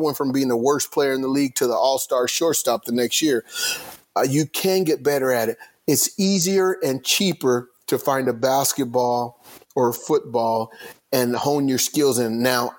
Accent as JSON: {"language": "English", "region": "Southern California", "country": "United States", "tie": "born or raised there", "said": "when I was growing up in Southern California"}